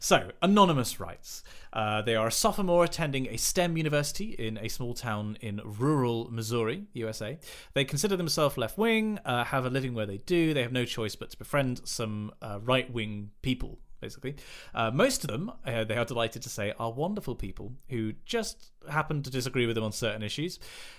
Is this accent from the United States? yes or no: no; United Kingdom; I feel like, we're British, we're reserved.